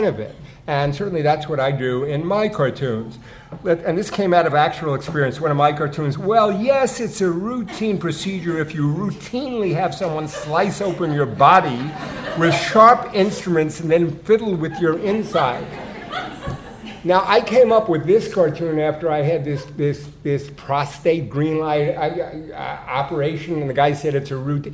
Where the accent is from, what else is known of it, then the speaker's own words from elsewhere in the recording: New York, United States; I'm from New York